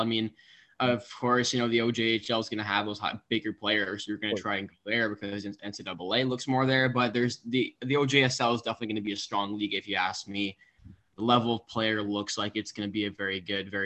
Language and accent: English; Canada; we're all Canadian